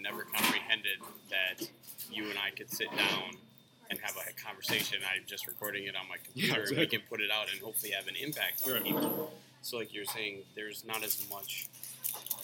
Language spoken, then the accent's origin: English; Wisconsin, United States; moved away as an adult; also born or lived in Houston, Texas / Richmond; I grew up in Wisconsin, primarily, you know, all white school, you know, small town Wisconsin